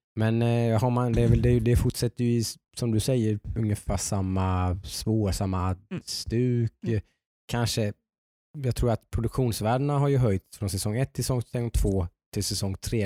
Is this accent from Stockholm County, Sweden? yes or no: no; Nässjö, Jönköping County, Sweden; i Nässjö där jag kommer ifrån